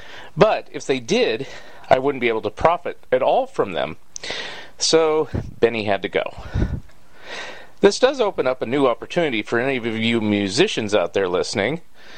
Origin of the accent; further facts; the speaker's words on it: Saratoga, California, United States; which is right next door to where I grew up in Saratoga, California.